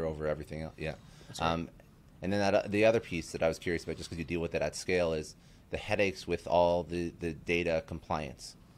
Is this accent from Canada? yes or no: yes; Canada; I'm Canadian